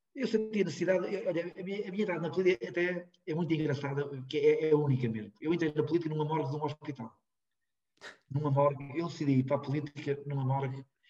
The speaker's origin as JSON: {"language": "Portuguese", "town": "Rans", "region": "Norte", "country": "Portugal", "tie": "born or raised there", "said": "o meu pai já tinha morrido, mas era o líder do CDS lá, cá na terra, em Rãs"}